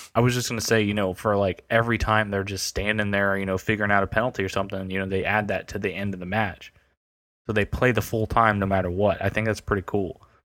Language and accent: English; United States; I'm American